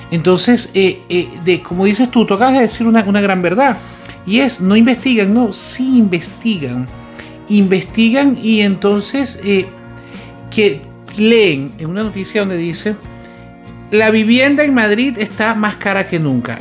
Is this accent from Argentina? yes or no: no; Venezuela; moved away as an adult; en el momento que emigramos nosotros de Venezuela